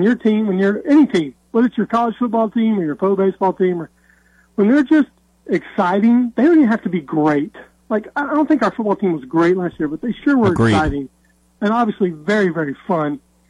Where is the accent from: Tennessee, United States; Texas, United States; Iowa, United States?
Tennessee, United States; Nashville; Growing up in Nashville, there were no pro teams